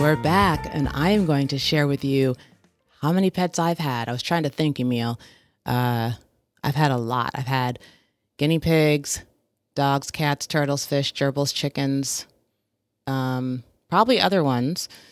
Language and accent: English; Portland, Oregon, United States; growing up in Portland